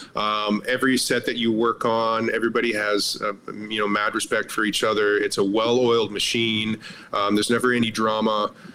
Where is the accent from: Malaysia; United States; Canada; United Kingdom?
Canada; I'm Canadian, so I've worked on a lot of Canadian productions.